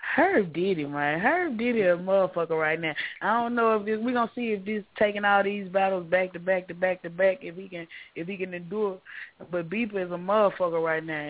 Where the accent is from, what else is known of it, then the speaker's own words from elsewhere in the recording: Memphis, Tennessee, United States; I'm from Mitchell Heights